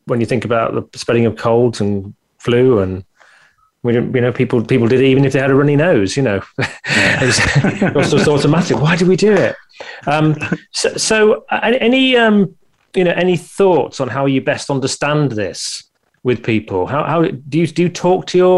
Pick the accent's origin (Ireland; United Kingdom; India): United Kingdom; being a Brit